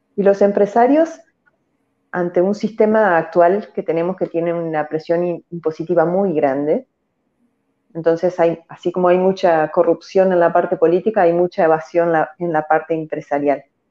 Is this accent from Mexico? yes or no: no; Argentina; acá mi pueblo es muy pequeño